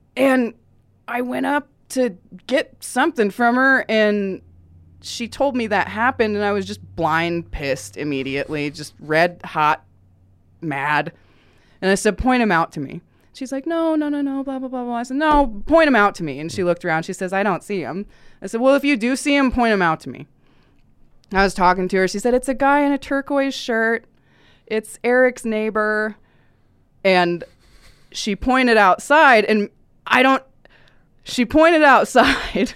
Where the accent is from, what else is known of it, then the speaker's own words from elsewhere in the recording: Nebraska, United States; I grew up in Nebraska, and I did grow up very closeted